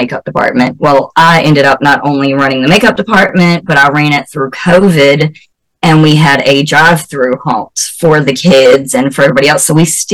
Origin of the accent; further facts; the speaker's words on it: the South, United States; accent: southern; also born or lived in North Carolina; I'm from the South, so I was like, these people actually have my accent.